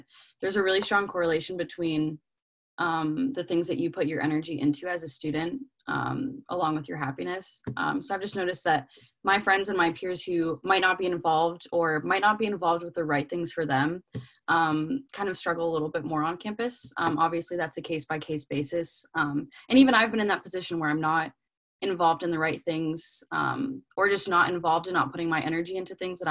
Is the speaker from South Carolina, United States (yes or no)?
yes; Clemson, South Carolina, United States; I'm from Clemson, South Carolina.